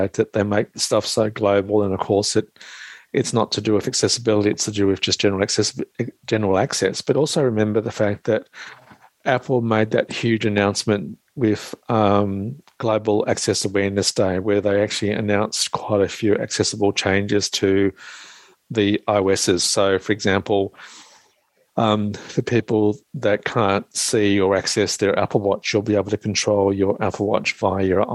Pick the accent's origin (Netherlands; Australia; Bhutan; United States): Australia; I'm the Aussie blow-in from Australia